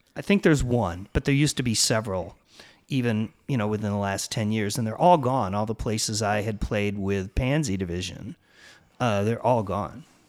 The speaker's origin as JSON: {"language": "English", "region": "Illinois", "country": "United States", "tie": "born or raised there", "also_born_or_lived": "Champaign, Illinois / Chicago, Illinois / Los Angeles, California / San Francisco, California", "moved": "as an adult", "said": "grew up in Illinois"}